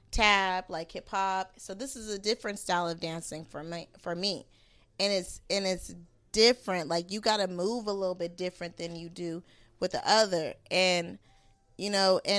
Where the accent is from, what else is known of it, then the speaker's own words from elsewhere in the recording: West Coast, United States; I'm I'm from West Coast. I already know the game. It's in my blood, okay?